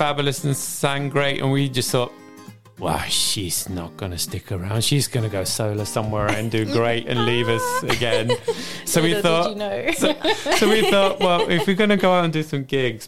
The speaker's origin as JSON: {"language": "English", "country": "Sweden", "also_born_or_lived": "Cardiff", "moved": "yes", "lives_now": "Reading, United Kingdom", "said": "So I moved here from Cardiff after coming via Sweden, where I'm from"}